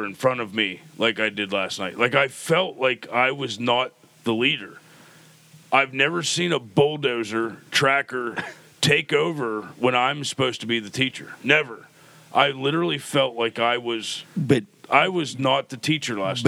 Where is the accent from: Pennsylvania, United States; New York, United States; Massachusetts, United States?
Pennsylvania, United States; we're from Pennsylvania